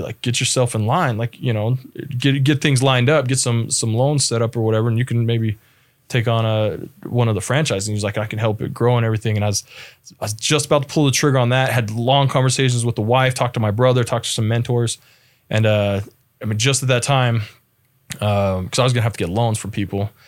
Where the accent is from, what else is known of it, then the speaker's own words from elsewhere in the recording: Las Vegas, Nevada, United States; moved away as an adult; also born or lived in Spokane, Washington; now in Utah, United States; from Las Vegas originally, uh, was born and raised there.